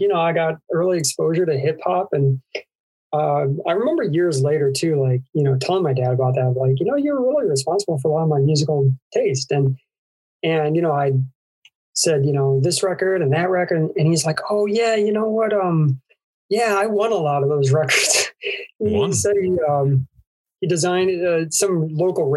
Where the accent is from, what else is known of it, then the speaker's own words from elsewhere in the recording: Syracuse, New York, United States; I grew up in Syracuse, New York, which was like a really big hub for hardcore music